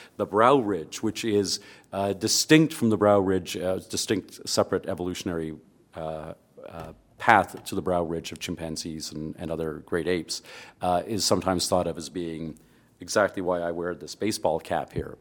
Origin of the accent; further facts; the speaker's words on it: Canada; I'm a Canadian